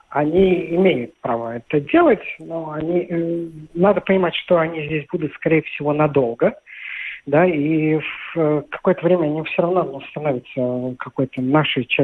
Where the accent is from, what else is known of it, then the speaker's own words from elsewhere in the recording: Ukraine; now in Russia; Я приехал с Украины в 64 году и живу.